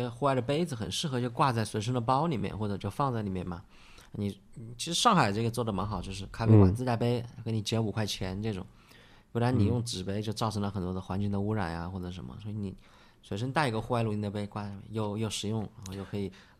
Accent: Wuhan, Hubei, China; 我们武汉话叫库

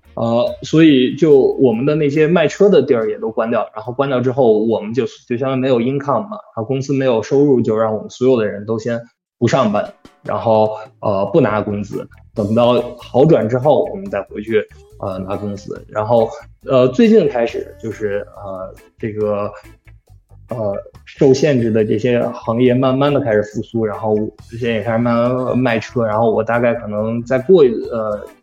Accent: Hangzhou, Zhejiang, China; now in United States; 我老家是杭州的嘛

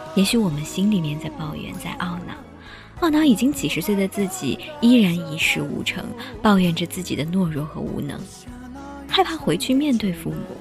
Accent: China; 我们中国人

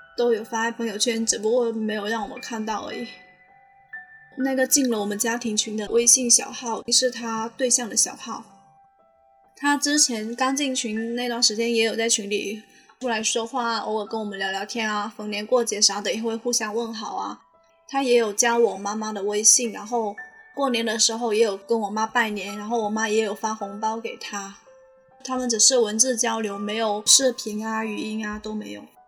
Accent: Guangdong, China; moved away as an adult; now in Shanghai, China; 今年二十二岁，我是潮汕人

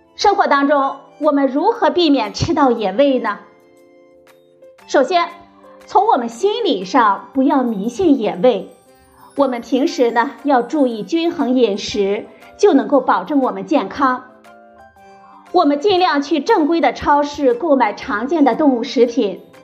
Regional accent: China; 我们中国人

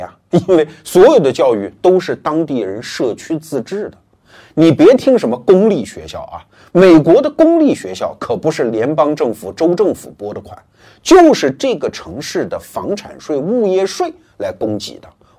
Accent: China; 我们中国人

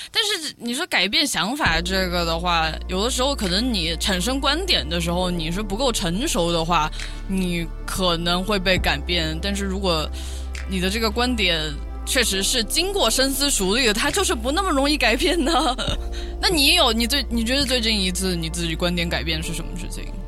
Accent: Pengzhou, Sichuan, China; moved away; 大家都知道我的老家是彭州

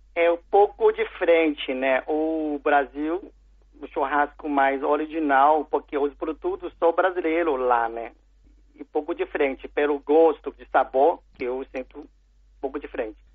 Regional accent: China; Portuguese is a second language; moved away; also born or lived in São Paulo, Brazil; eu nasci na China

